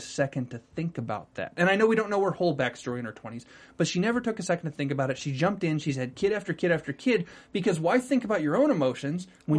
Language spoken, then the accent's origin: English; North Carolina, United States; moved away; You're talking to two North Carolinians now.